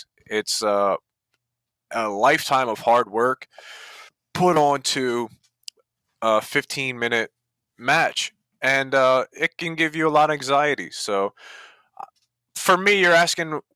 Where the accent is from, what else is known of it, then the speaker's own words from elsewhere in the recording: New Jersey, United States; I grew up in Jersey